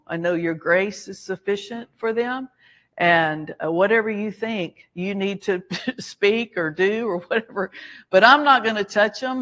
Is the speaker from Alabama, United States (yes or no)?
yes; Alabama, United States; we were Southerners, we are from Alabama. So, you know, part of that training and upbringing is you say yes, ma'am